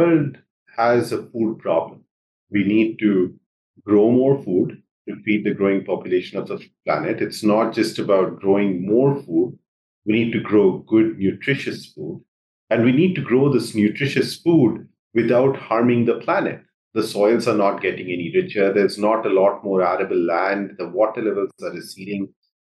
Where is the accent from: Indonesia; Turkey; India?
India; Jamshedpur, Jharkhand; moved away as an adult; also born or lived in Bihar, India / Ithaca, United States; now in United States; I grew up in India. I grew up in the eastern part of India in a city called Jamshedpur